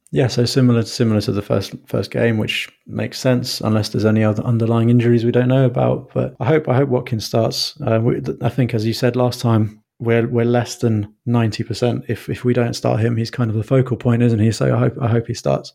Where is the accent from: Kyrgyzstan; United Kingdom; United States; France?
United Kingdom; London; I grew up in London